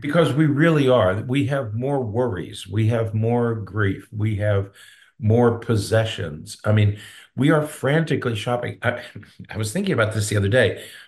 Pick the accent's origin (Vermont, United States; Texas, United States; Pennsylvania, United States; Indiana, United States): Pennsylvania, United States; now in Florida, United States; I'm from Pennsylvania